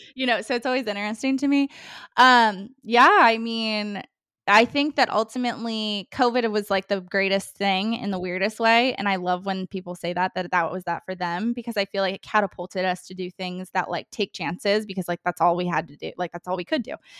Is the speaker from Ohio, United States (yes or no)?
yes; Ohio, United States; also born or lived in Hawaii; now in Nashville, United States; I'm originally from Ohio